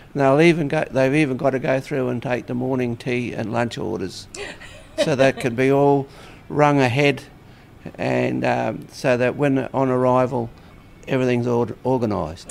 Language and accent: English; Cairns, Queensland, Australia; also born or lived in Ipswich, Queensland; then came back up here to live in 1949